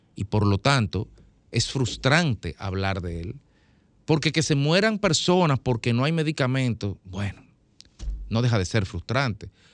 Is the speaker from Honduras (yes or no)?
no; Dominican Republic; como dominicanos